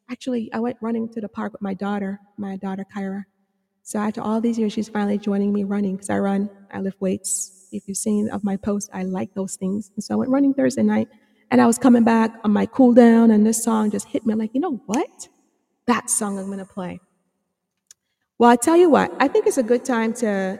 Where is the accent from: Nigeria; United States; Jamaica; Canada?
Jamaica; moved away; I'm from Jamaica